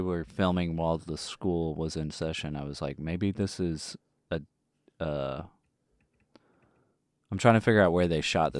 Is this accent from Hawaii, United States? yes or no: no; Texas, United States; accent: southern; I am from Texas, and if you can't tell, a southerner